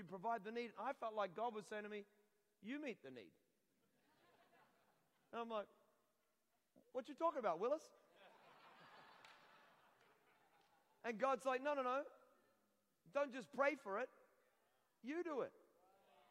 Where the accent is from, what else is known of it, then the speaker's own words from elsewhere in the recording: Scotland, United Kingdom; I'm Scottish. You can tell by the hair.